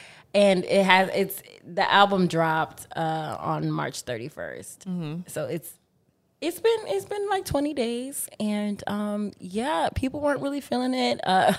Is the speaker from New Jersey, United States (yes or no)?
yes; New Jersey, United States